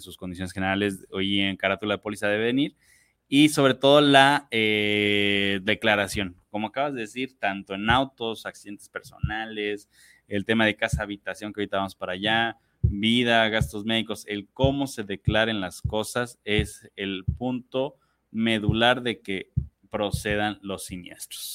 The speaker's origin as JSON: {"language": "Spanish", "country": "Mexico", "said": "nosotros como mexicanos"}